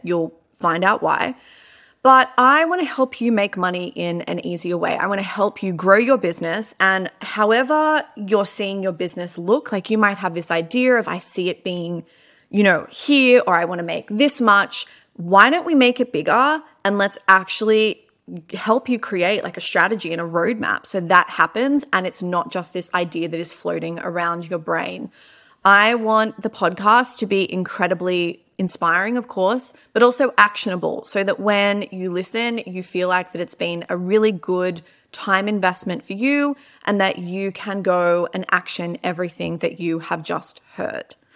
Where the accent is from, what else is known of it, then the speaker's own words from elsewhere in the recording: Melbourne, Victoria, Australia; I am from Melbourne.